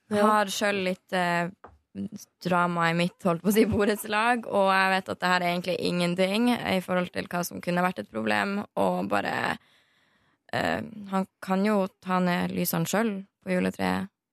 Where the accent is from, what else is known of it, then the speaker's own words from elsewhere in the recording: Northern Norway, Norway; jeg er fra Nord-Norge